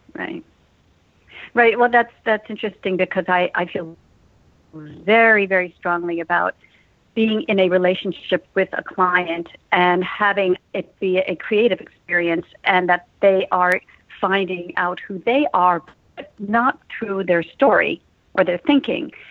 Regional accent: Westport, Connecticut, United States; moved away; I grew up in Westport, Connecticut

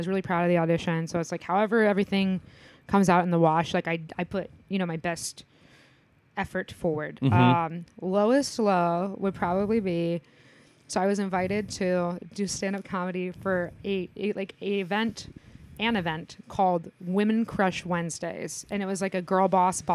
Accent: Indiana, United States; I'm from Indiana.

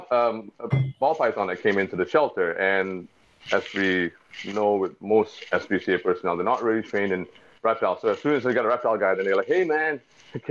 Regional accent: Singapore; I'm East Indian descent. My family, my great-grandparents from India, but I was born and raised in Singapore, a little small tropical little island off the tip of Peninsula Malaysia, Southeast Asia

